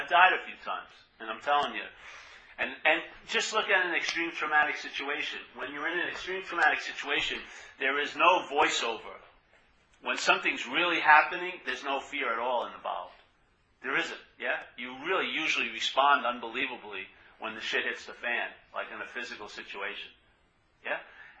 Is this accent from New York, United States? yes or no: yes; New York, United States; accent: New York; And especially my accent. It's got a New York accent. It's my voice.